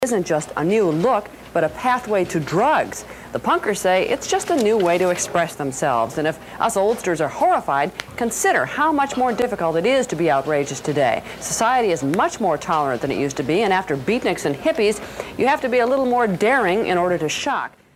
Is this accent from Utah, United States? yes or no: no; Los Angeles, California, United States; my hometown in Los Angeles